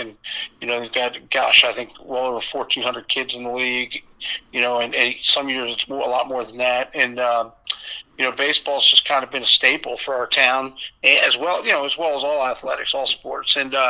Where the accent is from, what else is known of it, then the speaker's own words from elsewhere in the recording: Vienna, Virginia, United States; I'm homegrown. I grew up in Vienna, played in Vienna